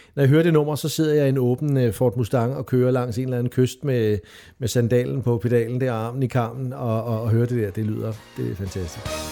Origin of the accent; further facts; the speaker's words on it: Hvidovre, Capital Region of Denmark, Denmark; jeg voksede op i Hvidovre, lige syd for København